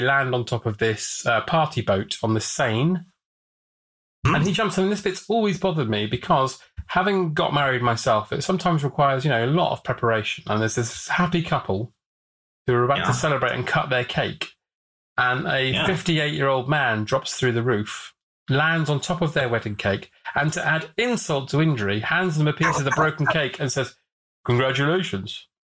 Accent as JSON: {"language": "English", "town": "Watford", "region": "East of England", "country": "United Kingdom", "tie": "born or raised there", "said": "I grew up in Watford, and they filmed a lot of EastEnders around there"}